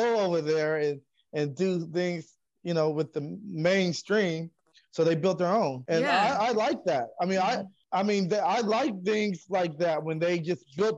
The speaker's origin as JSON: {"language": "English", "town": "Long Beach", "region": "California", "country": "United States", "said": "I'm from Long Beach."}